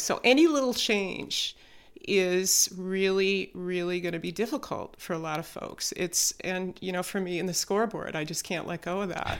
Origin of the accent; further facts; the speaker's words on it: Chicago, Illinois, United States; I grew up in the Chicago area